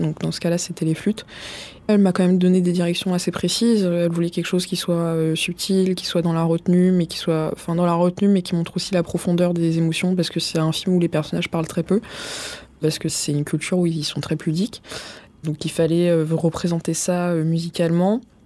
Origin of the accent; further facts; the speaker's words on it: Vitry-sur-Seine / Paris, Île-de-France, France; j'ai grandi dans le Marais dans un premier temps, et après ça a commencé à devenir trop cher et on bah, on pouvait plus vivre là-bas. Du coup, on est allé à Vitry-sur-Seine.